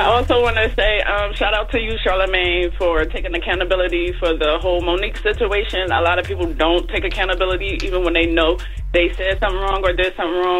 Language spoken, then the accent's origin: English; Philadelphia, Pennsylvania, United States; moved away; I came from Philly, and the prices down here is way more than it was in Philly.